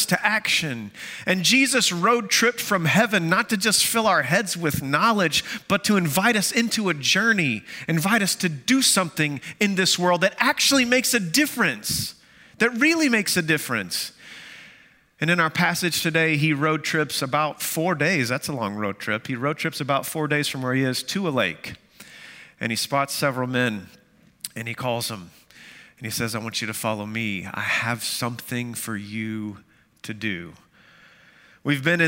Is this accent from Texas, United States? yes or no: yes; Amarillo, Texas, United States; moved away; That's my hometown. Amarillo, Texas